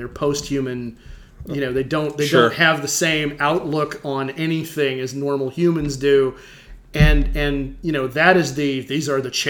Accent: United States; as an American 12-year-old, 13-year-old

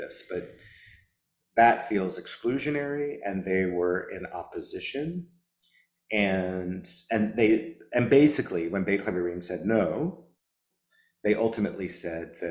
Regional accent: the South, United States; also born or lived in New Orleans, Louisiana; as a Southerner

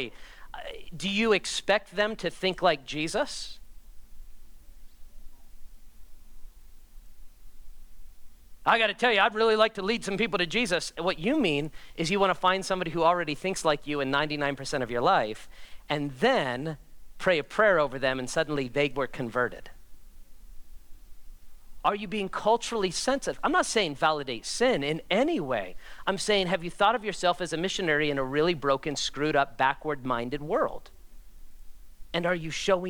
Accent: United States; me as an American

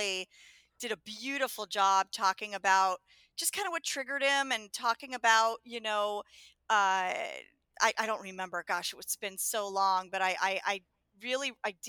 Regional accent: Los Angeles, California, United States; also born or lived in Connecticut; I grew up in Los Angeles

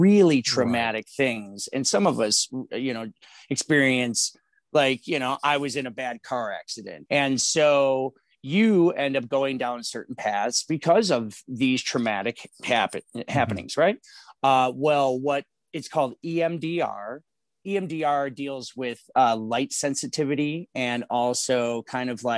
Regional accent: Chicago, Illinois, United States; So I'm born and raised here in Chicago. I'm from the Lincoln Park neighborhood.

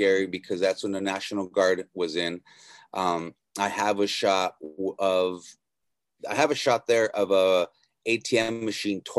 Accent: Norwalk, California, United States; Yeah, I am from Los Angeles, born and raised in Norwalk.

